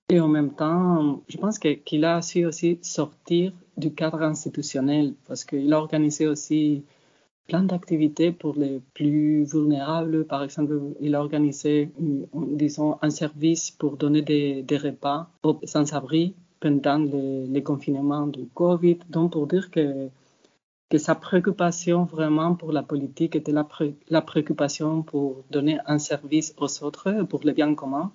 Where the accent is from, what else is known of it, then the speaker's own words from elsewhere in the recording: Spain; French is a second language; en tant qu'Espagnol, j'ai déjà une vision un peu différente. Quand je regarde l'Europe, quand je suis grandi en Espagne